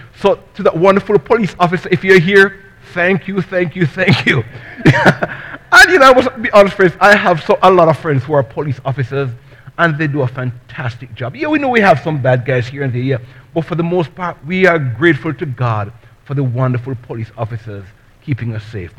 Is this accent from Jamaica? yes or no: yes; Jamaica; now in United States; I'm from Jamaica